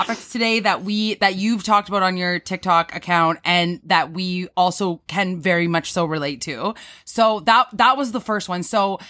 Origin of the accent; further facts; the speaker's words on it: Cambridge, Ontario, Canada; also born or lived in Toronto; I grew up here in Cambridge